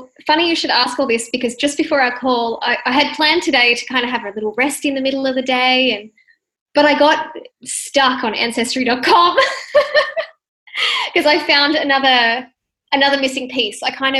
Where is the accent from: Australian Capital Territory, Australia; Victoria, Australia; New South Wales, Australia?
New South Wales, Australia; Sydney; born there; also born or lived in Western Australia / Perth / Melbourne; I myself have lived all over Australia, and I was born in Sydney, lived out in the country, New South Wales, moved all the way over to Western Australia, went up to the like Northern WA, lived in Perth, moved to Melbourne, back in New South Wales now.